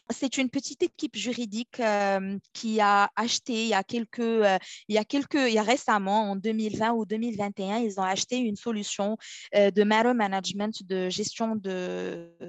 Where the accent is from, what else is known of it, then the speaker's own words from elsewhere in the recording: Morocco; moved away as an adult; also born or lived in Toronto, Canada; now in Ottawa, Canada; je suis originaire du Maroc euh, où j'ai fait un peu mes études universitaires, une licence en droit privé, un master en droit des affaires à l'université Mohamed V de Rabat.